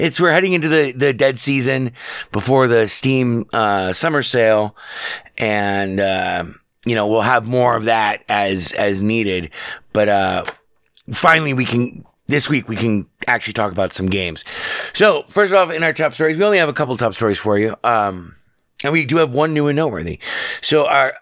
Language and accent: English; Las Vegas, Nevada, United States; born and raised here in Vegas, lived here all my life